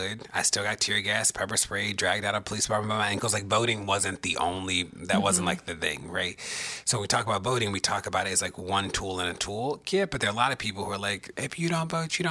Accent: Baltimore, Maryland, United States; moved away as an adult; also born or lived in Maine; growing up in Baltimore

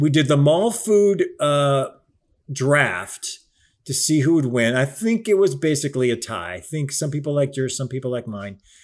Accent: Cleveland, Ohio, United States; moved away; also born or lived in Chicago; I am from the Midwest. I'm Cleveland and then spent time in Chicago

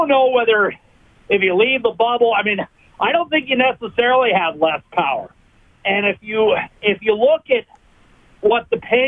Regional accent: United States; moved away; my home country

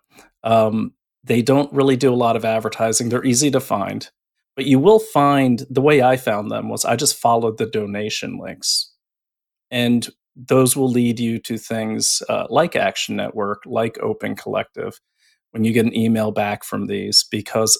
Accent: New England, United States; I'm from New England

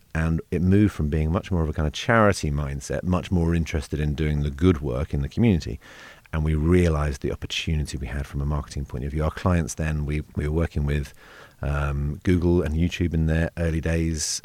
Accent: London, United Kingdom; I grew up in South London

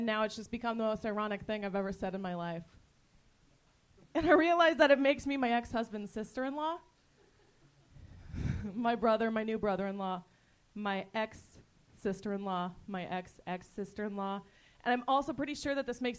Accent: Victorville, California, United States; I'm from Victorville originally.

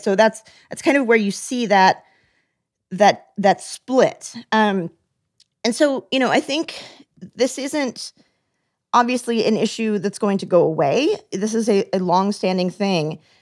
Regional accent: United States

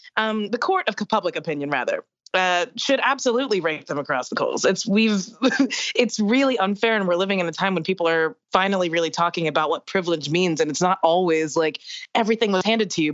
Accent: the South, United States; I'm from the South

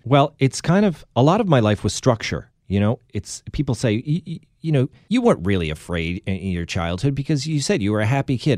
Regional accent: Boston suburbs, Massachusetts, United States; we grew up in the Boston suburbs

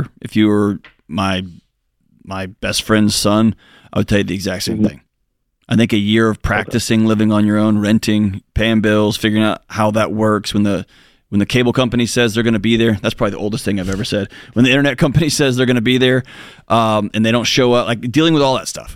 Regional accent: Texas, United States; I grew up in Texas

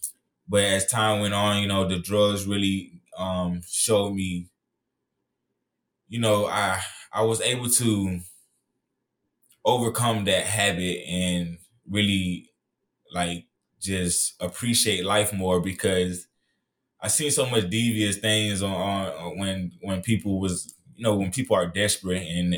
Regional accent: Miami, Florida, United States; I was born and raised in Miami, Florida, so, you know, it was really hard, you know, growing up there.

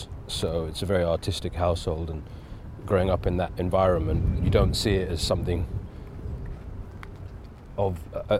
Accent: England, United Kingdom; even being Indian, but growing up in England, I was living two worlds at the same time.

